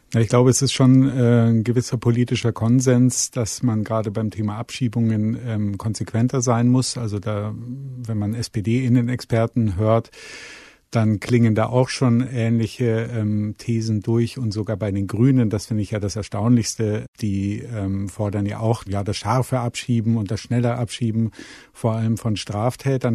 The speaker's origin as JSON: {"language": "German", "town": "Munich", "region": "Bavaria", "country": "Germany", "said": "ich komme aus München"}